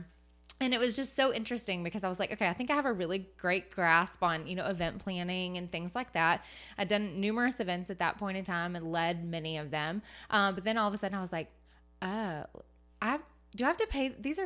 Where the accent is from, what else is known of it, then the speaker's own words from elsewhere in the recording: Chattanooga, Tennessee, United States; also born or lived in Knoxville; I was raised in Chattanooga. So born in Knoxville, raised in Chattanooga. So not too far off the map.